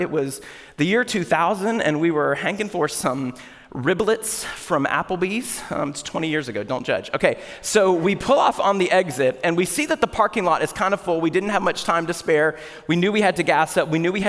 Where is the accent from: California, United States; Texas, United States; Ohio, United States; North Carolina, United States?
North Carolina, United States; western; Where are you from? I was like, North Carolina, can you tell?